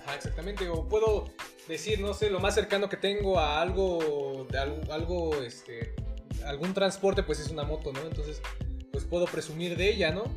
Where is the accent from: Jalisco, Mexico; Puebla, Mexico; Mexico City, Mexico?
Puebla, Mexico; Huauchinango; soy originario de Huauchinango, Puebla